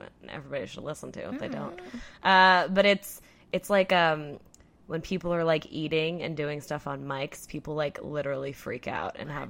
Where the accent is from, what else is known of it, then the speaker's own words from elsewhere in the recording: California, United States; moved away; I'm from California.